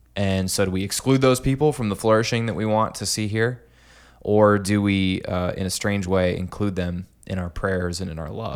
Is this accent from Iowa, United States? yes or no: yes; Clinton, Iowa, United States; also born or lived in Des Moines, Iowa; I'm from Clinton